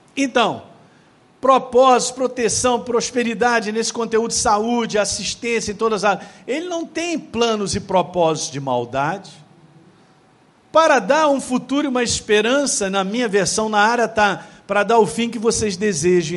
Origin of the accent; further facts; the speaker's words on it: Governador Valadares, Minas Gerais, Brazil; a minha cidade natal era conhecida como aqueles que entram ilegalmente nos Estados Unidos. Governador, vulgarmente chamado de governador Vala Dólares.